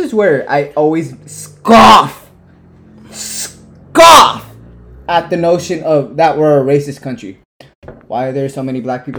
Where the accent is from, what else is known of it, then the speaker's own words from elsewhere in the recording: United States; I'm from this country